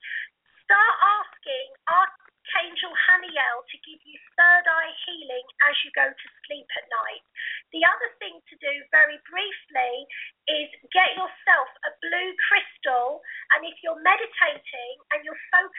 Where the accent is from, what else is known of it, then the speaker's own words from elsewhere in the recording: United Kingdom; I'm from Blighty. I'm from Britain.